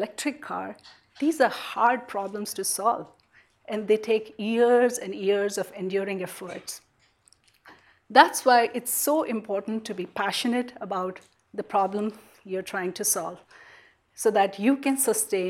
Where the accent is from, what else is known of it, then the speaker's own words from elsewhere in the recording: India; moved away as an adult; now in Silicon Valley, United States; growing up in India, in a country of 1 billion people